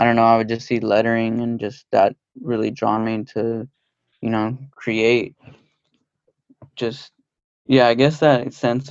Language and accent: English; outskirts of Los Angeles, California, United States; I grew up in kind of the outskirts